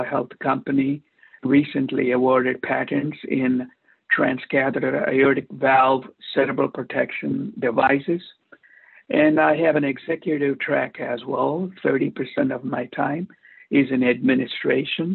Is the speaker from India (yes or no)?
yes; India; now in Newport Beach, United States; I'm an Indian immigrant interventional cardiologist practicing in Newport Beach for the past 32 years